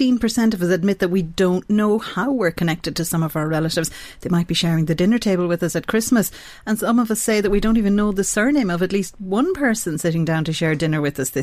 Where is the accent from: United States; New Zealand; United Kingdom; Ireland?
Ireland; Ballinasloe, Connacht; I grew up in Ballinasloe in County Galway and my house was in the middle of the town and very close to the schools.